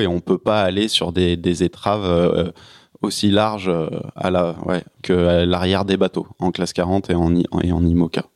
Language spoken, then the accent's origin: French; Paris suburbs, Île-de-France, France; en tant que Parisien